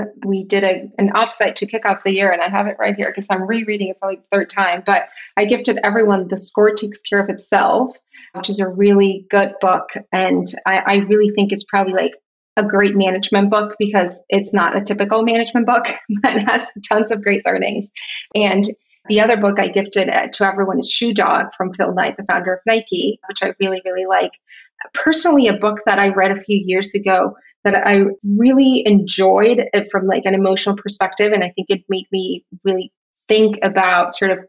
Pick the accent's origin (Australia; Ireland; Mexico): Mexico; Tijuana, Baja California; moved away as an adult; I grew up in Tijuana. I was there for 18 years of my life and I left for college, but it's a very specific place, I would say, in Mexico.